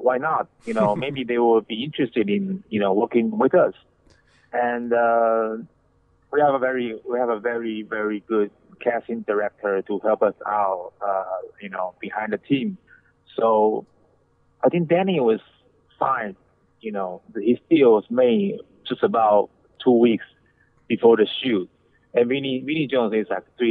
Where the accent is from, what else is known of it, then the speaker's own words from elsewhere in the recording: Taiwan; moved away as an adult; now in Los Angeles, United States; I'm from Taiwan. I was born and raised in Taiwan, and I moved to the States when I was 30